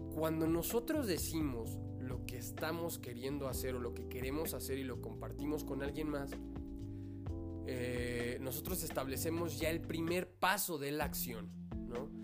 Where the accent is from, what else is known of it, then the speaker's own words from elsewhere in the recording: Mexico; como mexicanos